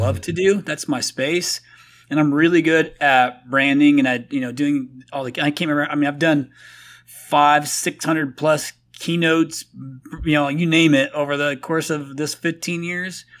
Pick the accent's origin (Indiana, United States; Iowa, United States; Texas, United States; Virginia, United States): Indiana, United States; moved away as an adult; also born or lived in Phoenix, Arizona; I'm from Indiana originally